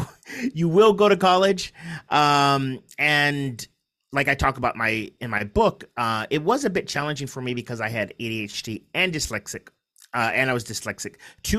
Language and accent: English; San Diego, California, United States; also born or lived in Kansas City; So we ended up, I was born in Kansas City, Missouri. We ended up in San Diego.